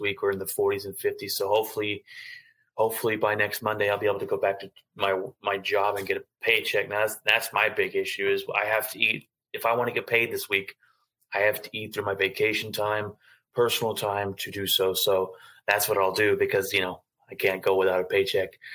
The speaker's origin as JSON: {"language": "English", "town": "Fort Worth", "region": "Texas", "country": "United States", "tie": "born or raised there", "said": "I'm born and raised in Fort Worth"}